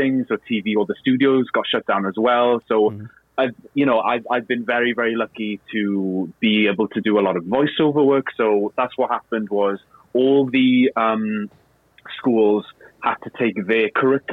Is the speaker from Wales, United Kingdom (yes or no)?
yes; Cardiff, Wales, United Kingdom; first language Welsh; English is a second language; moved away as an adult; also born or lived in London; I was brought up in Cardiff.